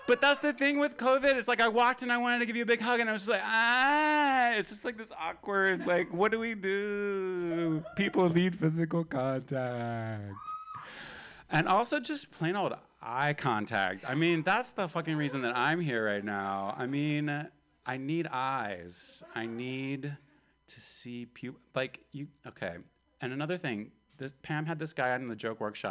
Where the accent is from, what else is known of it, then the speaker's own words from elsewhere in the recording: Appalachia, the South, United States; I'm from the Appalachia, from the South.